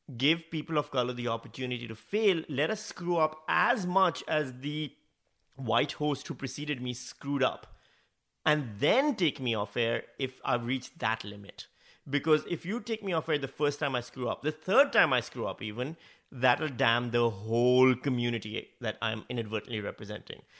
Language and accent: English; Pakistan; accent: Pakistani; moved away as an adult; also born or lived in Northam, Australia; now in Australia; my natural Pakistani accent